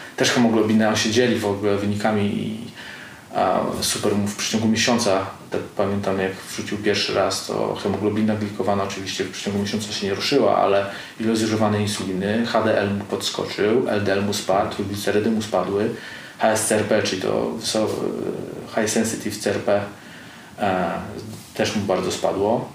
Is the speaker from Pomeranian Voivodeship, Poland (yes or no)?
yes; Pomeranian Voivodeship, Poland; ja jestem z Pomorza